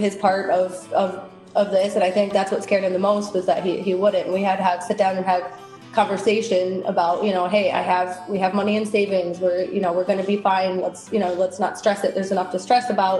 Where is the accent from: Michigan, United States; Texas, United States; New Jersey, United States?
Michigan, United States; now in Miramar, United States; I grew up in Michigan